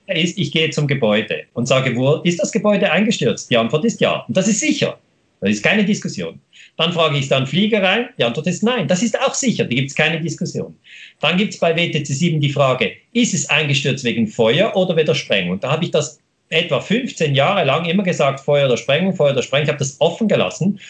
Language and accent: German; Switzerland